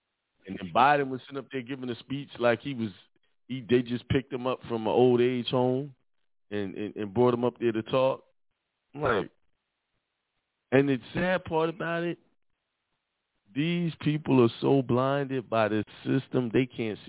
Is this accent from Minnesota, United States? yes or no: no; Brooklyn, New York, United States; I grew up in Bedford Stuyvesant in Brooklyn. I went to Boys and Girls High School.